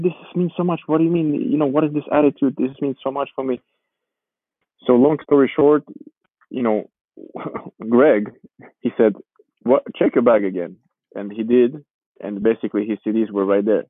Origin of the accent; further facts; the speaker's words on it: Warsaw, Masovian Voivodeship, Poland; first language Georgian; English is a second language; moved away; also born or lived in Georgia; I moved with my my, my mother and my stepfather and my one year old brother to Poland. So I, I grew up in Poland. You can say I lived there in, in Warsaw for 10 years.